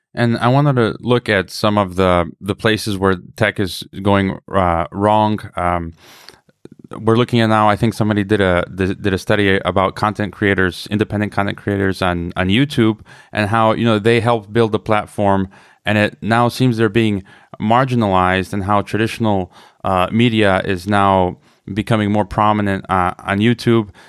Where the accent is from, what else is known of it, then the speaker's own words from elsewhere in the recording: United States; as an American